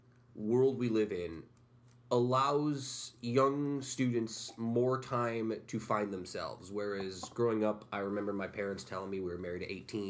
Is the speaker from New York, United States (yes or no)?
yes; Utica, New York, United States; I grew up on Ballantyne Bray in South Utica.